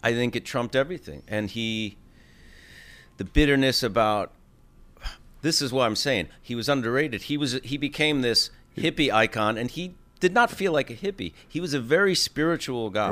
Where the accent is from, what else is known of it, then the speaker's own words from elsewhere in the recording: New York, United States; as a New Yorker, as a fellow artist